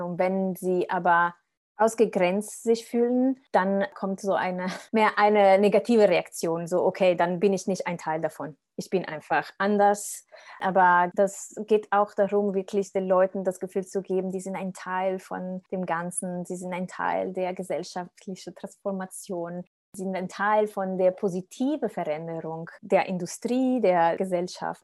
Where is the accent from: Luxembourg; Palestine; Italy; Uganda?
Italy; now in Germany; ich komme aus Italien